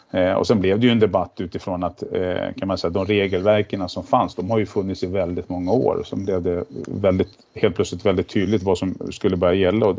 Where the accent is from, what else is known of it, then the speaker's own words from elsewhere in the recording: Järna, Stockholm County, Sweden; Jag är ju född och uppvuxen ute i Järna